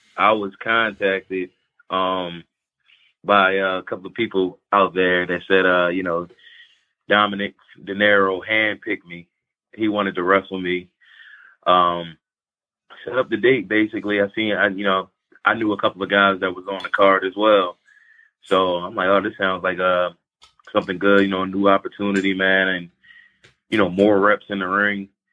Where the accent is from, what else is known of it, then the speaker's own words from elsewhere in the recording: Philadelphia, Pennsylvania, United States; growing up in Philly was fine